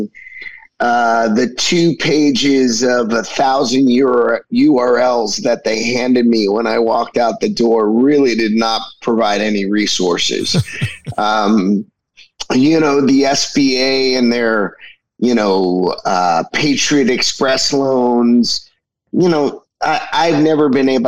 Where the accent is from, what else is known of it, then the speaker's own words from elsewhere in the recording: New York, United States; I was from New York